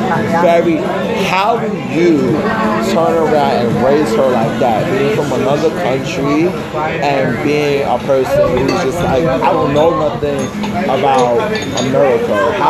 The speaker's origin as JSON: {"language": "English", "region": "New York", "country": "United States", "said": "I'm from New York"}